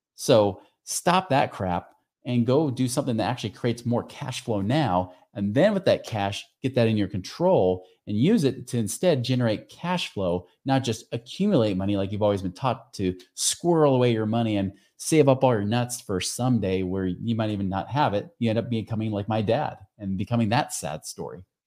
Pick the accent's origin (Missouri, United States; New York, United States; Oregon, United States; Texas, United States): Oregon, United States; near Portland; I grew up out near Portland, Oregon